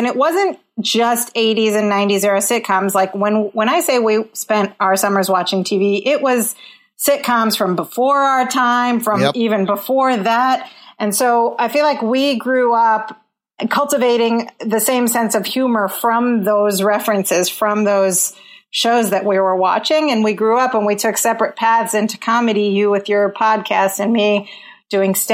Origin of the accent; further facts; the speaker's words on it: Chicago, Illinois, United States; moved away as an adult; now in Washington, D.C., United States; I'm based in Washington, D.C., but I grew up in Chicago with my brother Imran